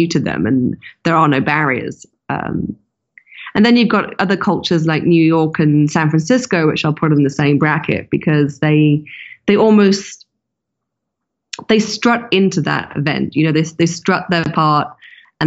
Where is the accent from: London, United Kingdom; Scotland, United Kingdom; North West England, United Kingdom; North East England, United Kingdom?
London, United Kingdom; London, my hometown